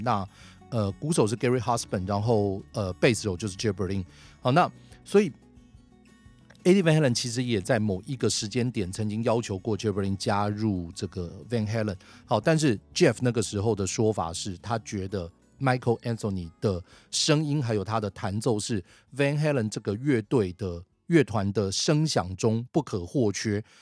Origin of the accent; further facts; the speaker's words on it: Taiwan; 我想身为台湾人